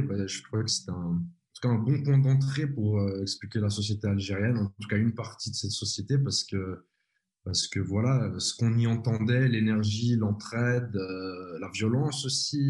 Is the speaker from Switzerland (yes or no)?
yes; Switzerland; je suis de Suisse